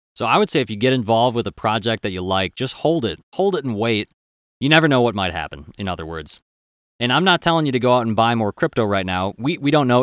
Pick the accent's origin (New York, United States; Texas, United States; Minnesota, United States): Minnesota, United States